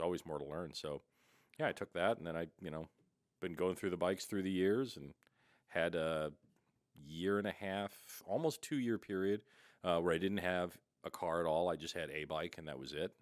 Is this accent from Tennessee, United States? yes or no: no; St. Louis, Missouri, United States; born or raised there; moved away as an adult; also born or lived in Muskogee, Oklahoma / Washington, D.C. area; now in Oregon, United States